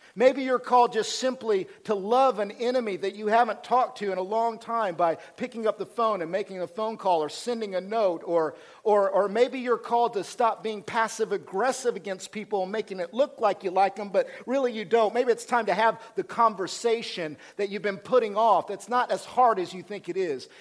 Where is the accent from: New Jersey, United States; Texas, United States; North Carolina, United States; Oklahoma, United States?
Oklahoma, United States; I'm from Oklahoma